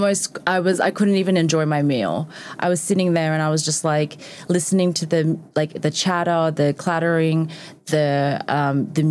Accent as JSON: {"language": "English", "country": "Australia", "moved": "yes", "said": "I'm also Australian"}